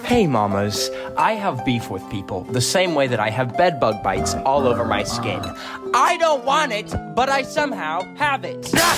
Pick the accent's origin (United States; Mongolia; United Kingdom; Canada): Canada; I am a Canadian